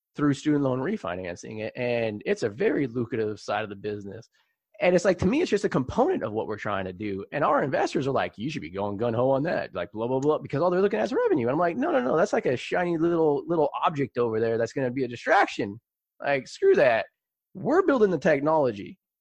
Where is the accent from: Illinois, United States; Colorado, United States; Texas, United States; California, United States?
California, United States; San Jose; it was San Jose when I grew up